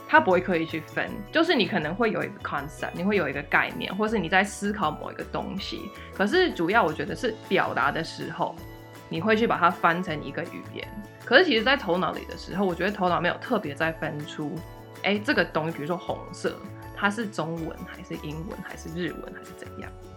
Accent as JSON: {"language": "Chinese", "country": "United States", "tie": "born or raised there", "moved": "as an adult", "lives_now": "Taiwan", "said": "我是美国出生长大，然后其实是大学毕业之后才来台湾自己住这样。所以我是，其实这是我在台湾自己住第二次。那小时候当然就是可能每隔五年会跟家人回来度个暑假这样"}